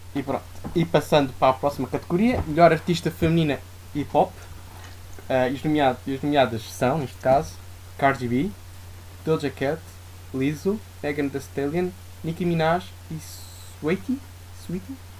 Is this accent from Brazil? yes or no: no; Santarém, Santarém District, Portugal; now in Lisbon, Portugal; à minha terra, a Santarém